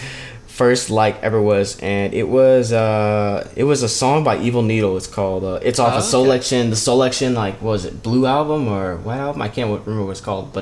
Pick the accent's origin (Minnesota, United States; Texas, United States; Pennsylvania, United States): Texas, United States; Dallas; I'm from Dallas, Texas, 24